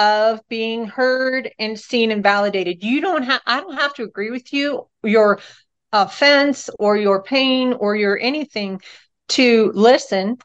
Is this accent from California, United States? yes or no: yes; Northern California, United States; I was brought up in Northern California as a little hippie baby